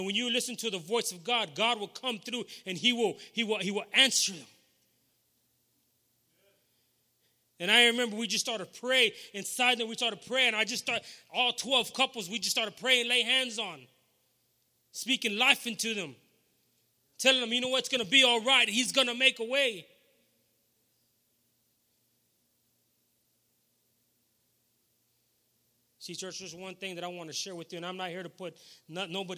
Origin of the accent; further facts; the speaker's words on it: Beeville, Texas, United States; I'm from Beeville, Texas